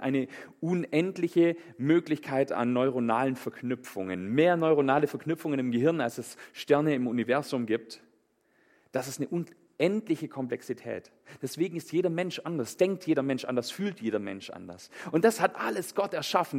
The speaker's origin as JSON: {"language": "German", "country": "Germany", "said": "bei uns in Deutschland"}